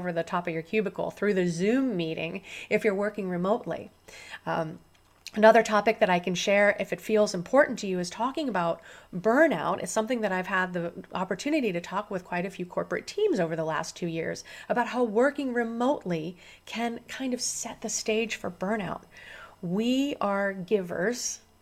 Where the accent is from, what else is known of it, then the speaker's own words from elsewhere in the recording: Central Illinois, United States; now in Southern California, United States; I was born here in Southern California, where I live now, but I was raised on a farm in Central Illinois